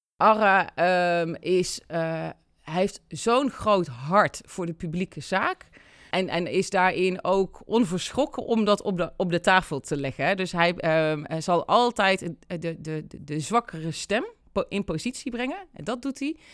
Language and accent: Dutch; Deurne, North Brabant, Netherlands; geboren in Brabant. Eh, en dat zeg ik er altijd bij, want dat doet wat met wie ik ben. Eh, in, in Deurne, Peelgebied